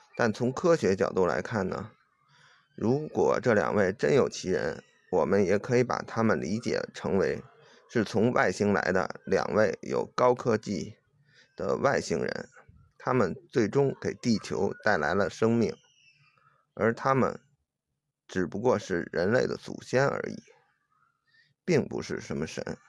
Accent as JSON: {"language": "Chinese", "country": "China", "said": "我是中国人"}